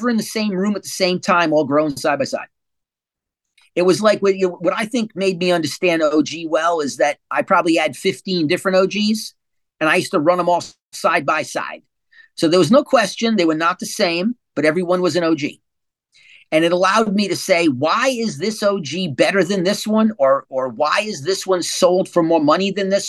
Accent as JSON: {"language": "English", "region": "Rhode Island", "country": "United States", "moved": "yes", "lives_now": "California, United States", "said": "I'm from New England. I'm a Rhode Islander, but I spent, you know, 35 years in California."}